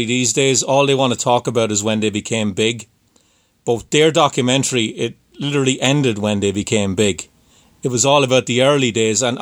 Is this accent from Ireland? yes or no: yes; Ireland; you can probably tell I'm from Ireland